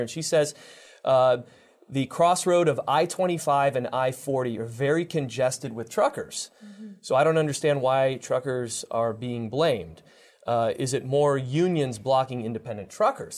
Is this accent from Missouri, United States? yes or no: no; Detroit, Michigan, United States; I'm from the Detroit area